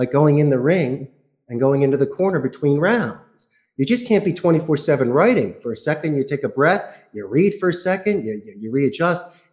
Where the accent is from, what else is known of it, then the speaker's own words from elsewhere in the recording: Philadelphia, Pennsylvania, United States; moved away as an adult; also born or lived in Spain; now in Costa Rica; I'm from Philadelphia.